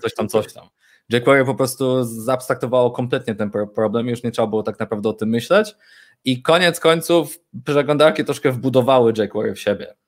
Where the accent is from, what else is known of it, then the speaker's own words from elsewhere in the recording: Poznań, Greater Poland, Poland; jestem urodzonym, wychowanym w Poznaniu, e, prawdziwą po prostu pyrą. Mieszkam tutaj od urodzenia